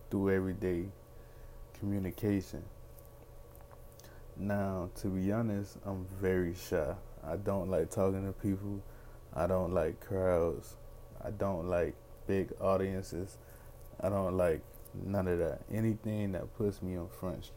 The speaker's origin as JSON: {"language": "English", "town": "Miami", "region": "Florida", "country": "United States", "said": "I'm from Miami, Florida, 25 years old, African American young man"}